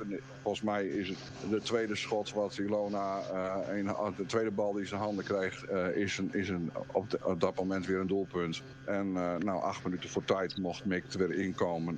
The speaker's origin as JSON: {"language": "Dutch", "region": "Friesland", "country": "Netherlands", "said": "ik kom uiteindelijk uit Friesland"}